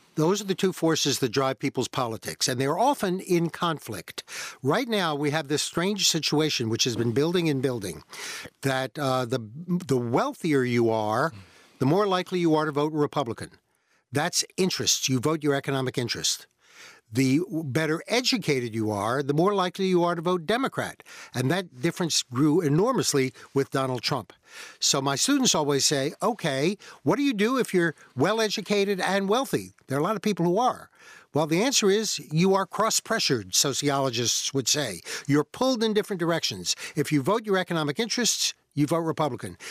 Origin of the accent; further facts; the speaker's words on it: Virginia, United States; I grew up in Virginia, which at that time was really part of the South.